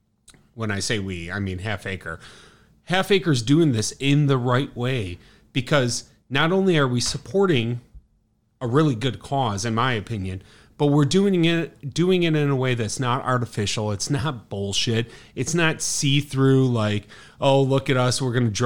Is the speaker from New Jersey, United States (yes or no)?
no; Chicago, Illinois, United States; as an Irish kid from the South Side